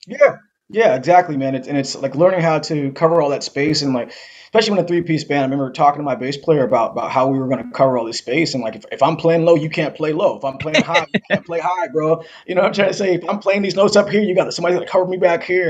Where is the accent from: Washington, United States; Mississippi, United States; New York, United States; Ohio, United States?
Washington, United States; Seattle; to grow up here